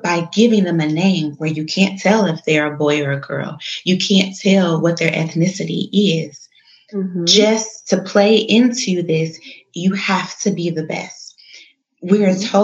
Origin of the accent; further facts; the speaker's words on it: Chicago, Illinois, United States; my hometown, the city of Chi